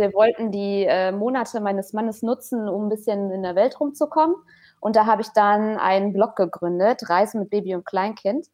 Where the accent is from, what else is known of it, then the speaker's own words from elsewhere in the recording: Haltern am See, North Rhine-Westphalia, Germany; wohne in Haltern am See